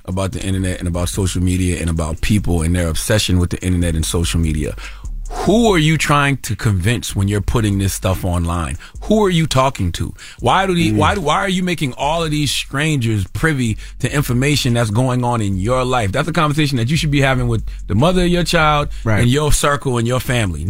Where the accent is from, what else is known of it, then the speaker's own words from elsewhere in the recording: South Carolina, United States; And I know that because I'm from South Carolina.